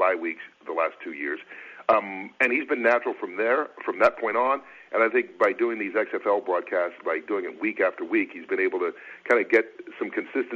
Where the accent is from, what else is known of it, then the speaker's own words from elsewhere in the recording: Atlanta, Georgia, United States; I grew up in Atlanta